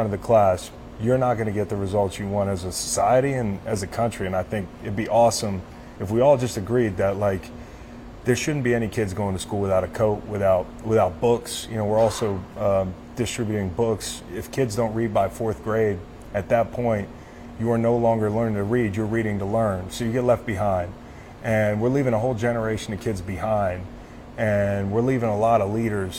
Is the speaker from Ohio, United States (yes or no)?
no; Charlottesville, Virginia, United States; my hometown of Charlottesville